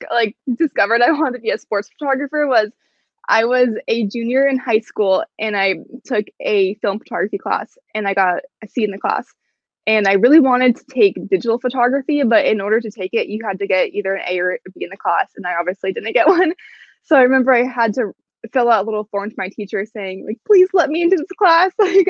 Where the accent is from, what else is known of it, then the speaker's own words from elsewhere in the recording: Portland, Oregon, United States; now in Seattle, United States; I'm from Portland, Oregon, and Seattle's about 3.5 hours away from Portland.